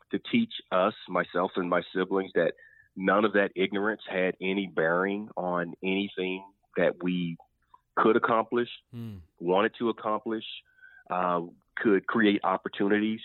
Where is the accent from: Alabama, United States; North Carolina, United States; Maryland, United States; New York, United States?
Alabama, United States; Anniston; my hometown. Like, that's where I'm from. I mean, that happened 5 minutes from the house that I grew up